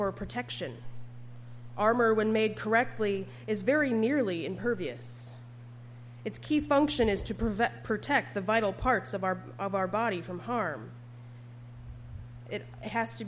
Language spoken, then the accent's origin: English; Upper Peninsula, Michigan, United States; I was but a young maiden growing up in the Upper Peninsula